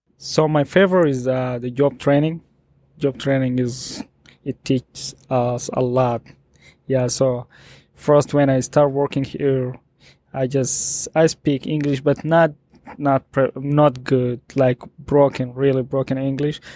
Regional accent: Sudan; also born or lived in Ethiopia; now in Atlanta, United States; I'm from Sudan.

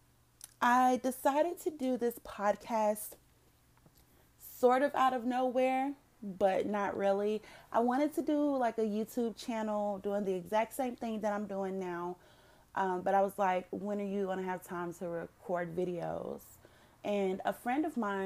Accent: North Carolina, United States; moved away as an adult; now in Dallas-Fort Worth, United States; I currently live in the DFW area, but I was originally born and raised in North Carolina.

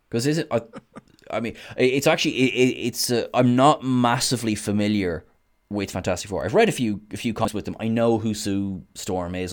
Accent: Ireland; I am Irish

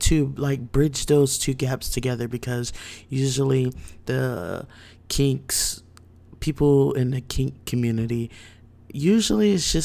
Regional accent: New Jersey, United States; now in Virginia Beach, United States; I'm from Jersey, but currently reside in Virginia Beach

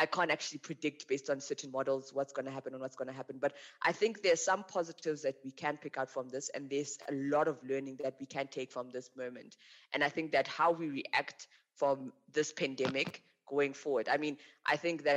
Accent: Limpopo, South Africa; also born or lived in Western Cape; now in Johannesburg, South Africa; I really enjoyed growing up in Limpopo

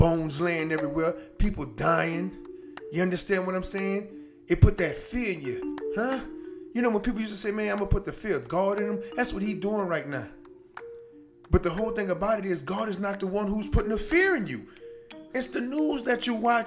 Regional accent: United States; Us as American people

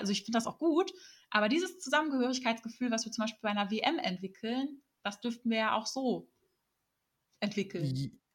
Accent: Germany; wir Deutsche

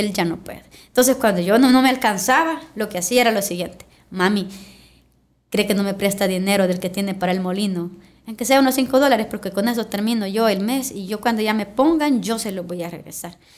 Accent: Ciudad Arce, La Libertad, El Salvador; Yo vengo de una cuna muy humilde, vengo del municipio de Ciudad Arce, que es de mi querido departamento

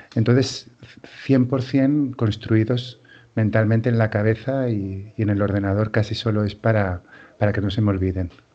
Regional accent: inland Catalonia, Spain; mi pueblo está en una zona de secano de la, de la Cataluña interior

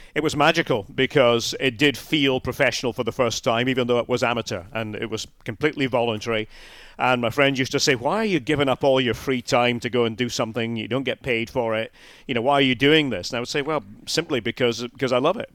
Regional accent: Scotland, United Kingdom

